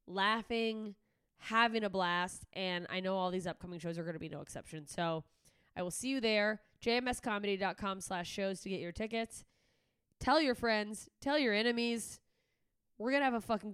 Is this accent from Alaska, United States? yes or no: yes; Anchorage, Alaska, United States; moved away; my home state of Alaska